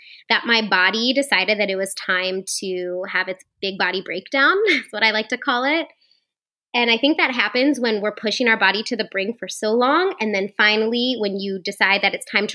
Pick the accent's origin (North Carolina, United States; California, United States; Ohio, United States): Ohio, United States; Hartville; moved away; I grew up in Northeast Ohio, like right by you. If anybody knows where Hartville is, it's kind of in the middle of the Akron-Canton area